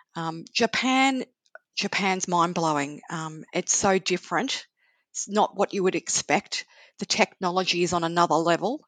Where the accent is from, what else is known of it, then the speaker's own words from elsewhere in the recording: Sydney, New South Wales, Australia; now in Melbourne, Australia; I'm originally from Sydney and then came to Melbourne.